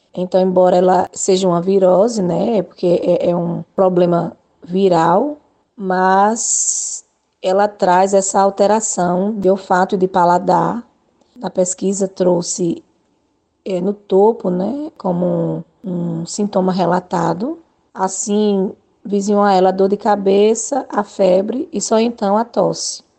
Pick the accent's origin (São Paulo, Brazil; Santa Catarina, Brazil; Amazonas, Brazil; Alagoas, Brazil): Alagoas, Brazil; Arapiraca; also born or lived in Maceió; Sou natural de Maceió, mas moro em Arapiraca desde o meu primeiro ano de vida